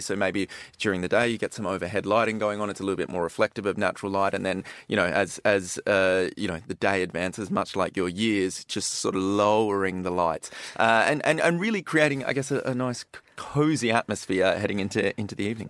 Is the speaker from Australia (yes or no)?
yes; Perth, Western Australia, Australia; I'm from Perth on the west coast